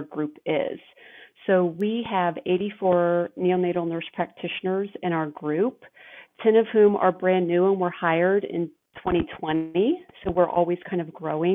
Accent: Kansas City, Missouri, United States; I grew up here in Kansas City in the northeast area of town

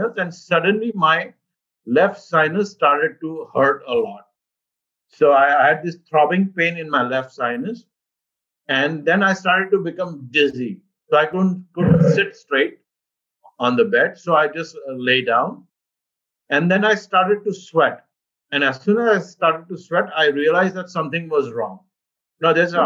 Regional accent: Mumbai, Maharashtra, India; moved away as an adult; also born or lived in Cleveland, United States / Boston, United States; now in Northern Virginia, United States; I was born in India, and I grew up in Mumbai. So this is pretty much my town, my birth town

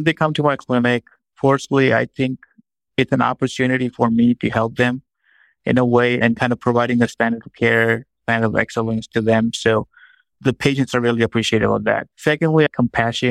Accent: Pakistan; moved away as an adult; now in United States; I grew up in Pakistan. I was born there. And then I moved to the United States, where I pursued my training in medicine and in oncology.

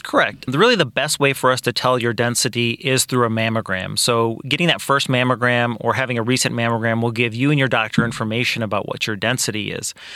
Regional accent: Kankakee, Illinois, United States; also born or lived in Iowa / Peoria, Illinois; I am actually originally from Kankakee. I grew up here

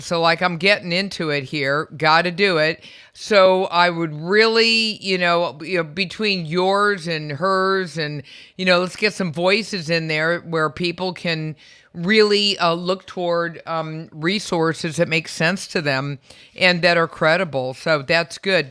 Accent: California, United States; I was born and raised in in California

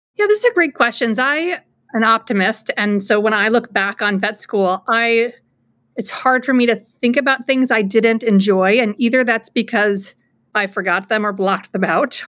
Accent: Anchorage, Alaska, United States; moved away as an adult; also born or lived in New Hampshire; now in central New York, United States; I was born and raised in Anchorage, Alaska

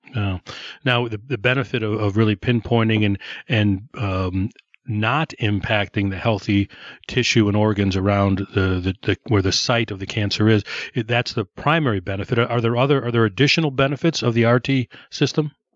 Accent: Downers Grove, Illinois, United States; I went to Downers North

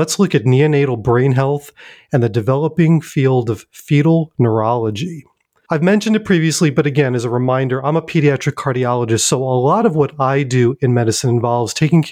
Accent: New York, United States; now in Durham, United States; in New York, my hometown

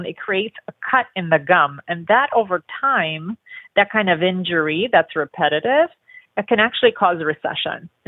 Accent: Romania; now in Los Angeles, United States; I grew up in Romania

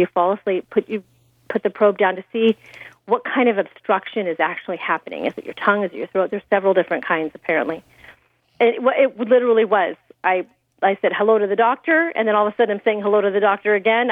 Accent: Temecula, California, United States; my hometown of Temecula

